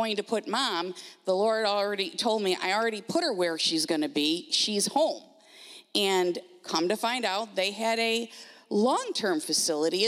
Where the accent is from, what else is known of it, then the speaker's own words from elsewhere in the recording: Grand Island, New York, United States; moved away; We are originally from Grand Island, New York